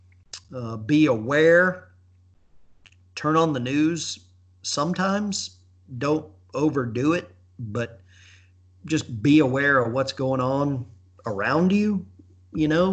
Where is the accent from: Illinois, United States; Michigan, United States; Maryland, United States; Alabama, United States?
Alabama, United States; I grew up in Alabama.